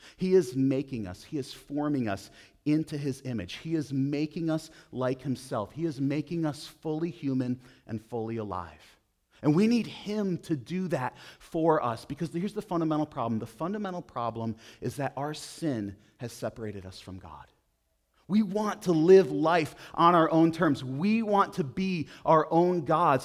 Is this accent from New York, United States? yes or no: yes; Buffalo, New York, United States; moved away; I grew up outside of Buffalo, New York